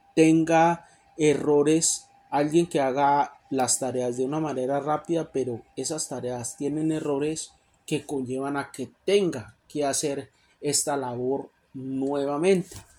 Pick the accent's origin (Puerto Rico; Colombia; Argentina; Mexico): Colombia; moved away as an adult; now in Canada; Yo originalmente en mi país, Colombia, estudié para ser abogado